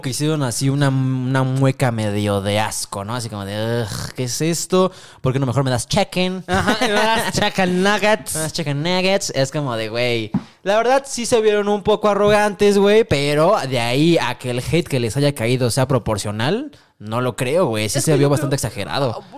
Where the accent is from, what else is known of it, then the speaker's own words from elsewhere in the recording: Mexico; aquí en el Mexa